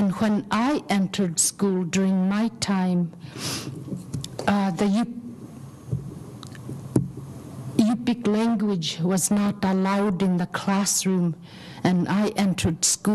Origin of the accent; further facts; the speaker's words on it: Aleknagik, Alaska, United States; now in Anchorage, United States; originally I'm from Aleknagik, living in Anchorage right now